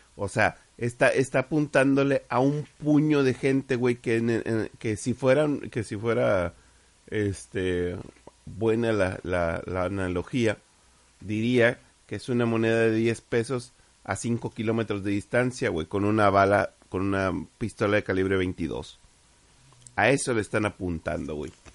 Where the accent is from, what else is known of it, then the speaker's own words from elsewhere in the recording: Mexico; somos mexicanos